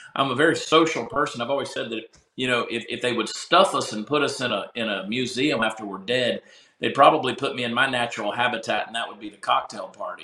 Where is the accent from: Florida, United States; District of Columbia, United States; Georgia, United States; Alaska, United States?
Georgia, United States; Augusta; moved away as an adult; now in Texas, United States; my hometown of Augusta, Georgia